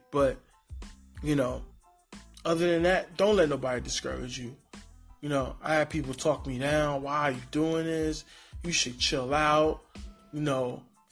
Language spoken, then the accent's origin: English; New York City, New York, United States; also born or lived in Honduras; now in San Diego, United States; I'm from the East Coast. I'm from Brooklyn.